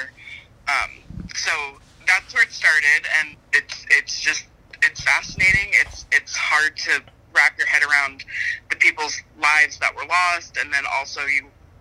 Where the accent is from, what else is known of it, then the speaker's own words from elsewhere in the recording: Maryland, United States; now in Florida, United States; I didn't grow up here in Florida. I grew up in Maryland